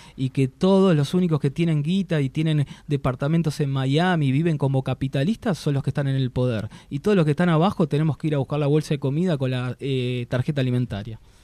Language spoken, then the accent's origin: Spanish; Argentina; Como argentino